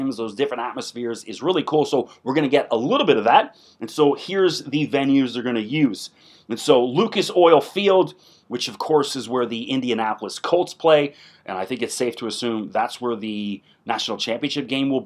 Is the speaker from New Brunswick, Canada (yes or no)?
no; Toronto, Ontario, Canada; One of my best friends, I grew up with in Toronto